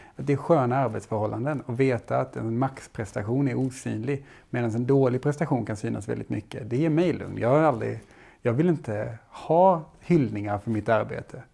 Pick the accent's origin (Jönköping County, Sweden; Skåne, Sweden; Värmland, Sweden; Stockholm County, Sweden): Skåne, Sweden; jag är från Skåne.